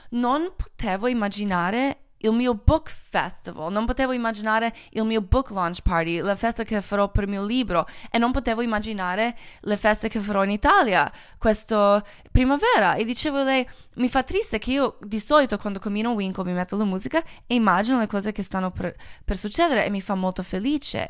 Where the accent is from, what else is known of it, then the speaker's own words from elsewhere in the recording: Croatia; Italian is a second language; moved away; sono croata